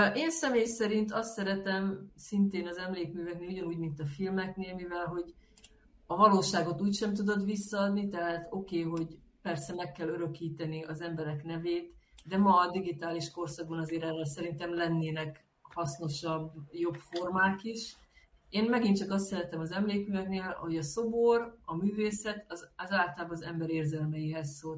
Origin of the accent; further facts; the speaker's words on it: Hungary; én, mint magyar ember